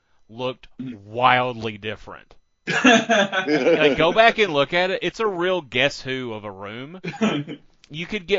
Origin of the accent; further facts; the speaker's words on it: the South, United States; I'm from the South